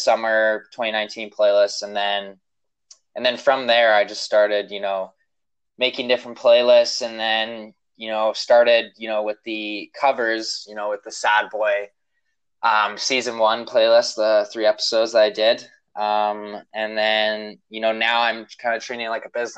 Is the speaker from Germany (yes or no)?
no; Vancouver, British Columbia, Canada; I'm from Vancouver, Canada